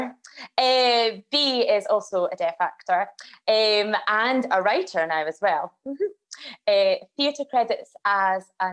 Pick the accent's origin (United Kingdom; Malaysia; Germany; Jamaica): United Kingdom; Scotland; accent: Scottish; I am Scottish. I speak with a Scottish accent